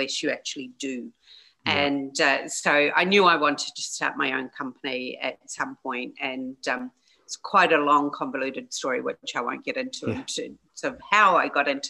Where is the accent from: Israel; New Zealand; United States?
New Zealand; as a New Zealander